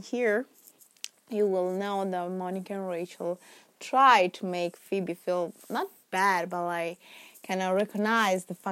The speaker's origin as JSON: {"language": "English", "town": "Milan", "region": "Lombardy", "country": "Italy", "tie": "born or raised there", "second_language": "English", "moved": "as an adult", "lives_now": "London, United Kingdom", "said": "English is not my first language. In fact, I am Italian. I was born and raised in Milan, Italy"}